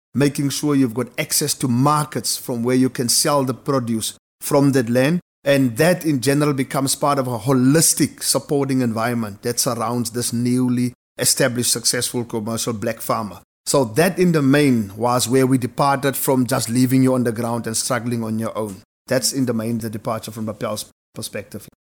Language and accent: English; Wolseley, Western Cape, South Africa; I'm from Ousley. It's a small farming town in the Boland, just next to Ceres, maybe Ceres' little baby brother. Grew up on farms